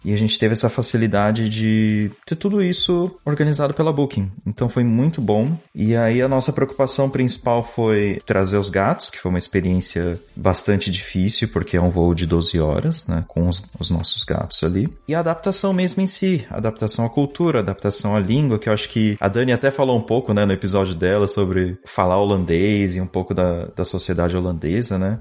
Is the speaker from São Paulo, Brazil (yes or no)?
yes; São Paulo, Brazil; moved away as an adult; now in Netherlands; eu sou de São Paulo